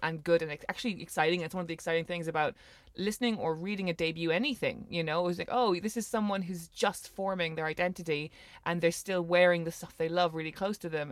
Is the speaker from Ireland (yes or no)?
yes; Ireland; growing up in Ireland